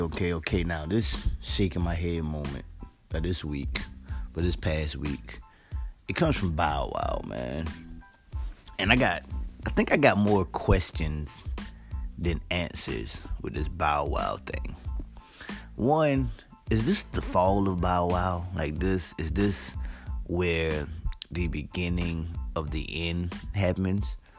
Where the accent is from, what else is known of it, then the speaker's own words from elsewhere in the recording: United States; also born or lived in Asbury Park, New Jersey / Santee, South Carolina; now in Charleston, United States; I grew up in Asbury Park, New Jersey, and Santee, South Carolina, two very small towns